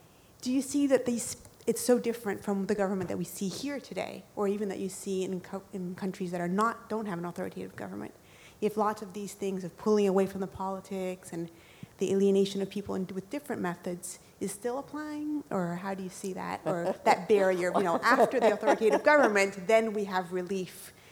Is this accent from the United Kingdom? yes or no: no; Brazil; now in United States; I grew up in Brazil